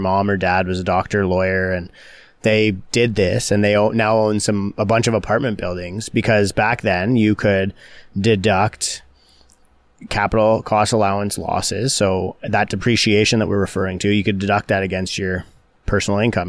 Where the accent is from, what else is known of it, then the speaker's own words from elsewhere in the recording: Canada; as a Canadian